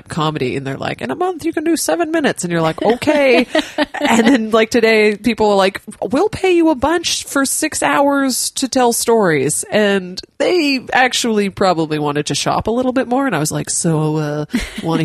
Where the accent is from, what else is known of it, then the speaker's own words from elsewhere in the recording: Nanaimo, British Columbia, Canada; I'm from Nanaimo